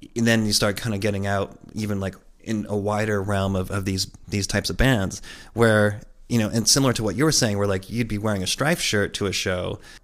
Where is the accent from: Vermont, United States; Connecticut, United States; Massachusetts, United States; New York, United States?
Connecticut, United States; growing up where we grew up in Connecticut